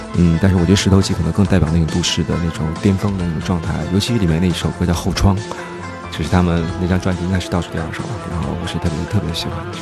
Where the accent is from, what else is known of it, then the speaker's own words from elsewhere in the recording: Beijing, China; now in Shanghai, China; 我也是我北京人。那时候就是从小在北京